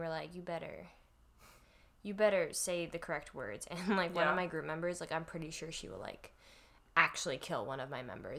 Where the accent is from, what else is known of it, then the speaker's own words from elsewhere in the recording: Ohio, United States; born there; Anyway, I'm from Ohio. By from, I mean I was born there.